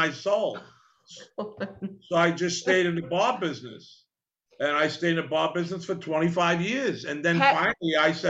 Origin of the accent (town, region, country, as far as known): New Rochelle, New York, United States; born or raised there; also born or lived in Port Chester, New York